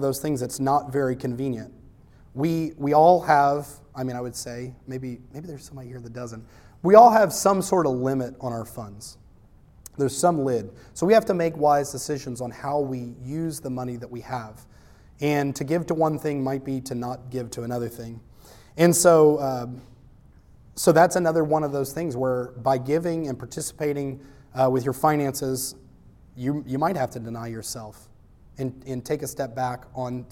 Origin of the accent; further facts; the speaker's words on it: United States; I'm American